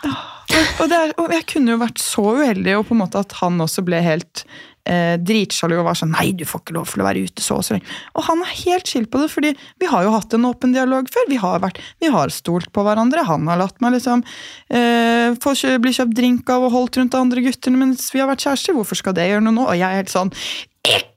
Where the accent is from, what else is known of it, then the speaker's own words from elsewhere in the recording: Gol, Buskerud, Norway; moved away; jeg hadde bodd hjemme på Gol